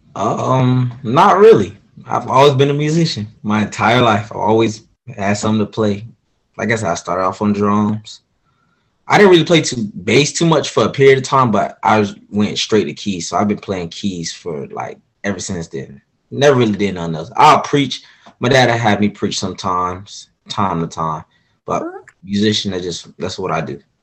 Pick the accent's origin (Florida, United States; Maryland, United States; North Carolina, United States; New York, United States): Florida, United States; Orlando; also born or lived in Groveland, Florida; I am from Orlando, Florida